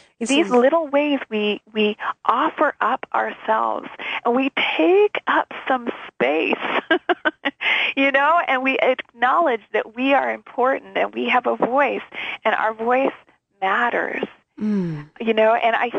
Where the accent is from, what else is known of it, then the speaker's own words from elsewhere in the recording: Canada; being Canadian